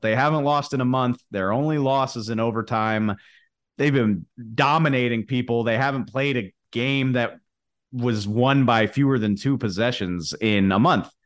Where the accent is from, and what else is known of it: New Orleans, Louisiana, United States; born or raised there